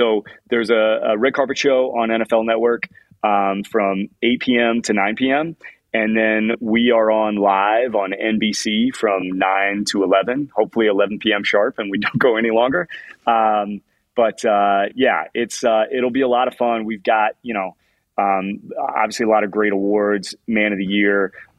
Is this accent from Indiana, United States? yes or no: yes; Indianapolis, Indiana, United States; I'm a giant Indianapolis Colts fan. I grew up in Indianapolis.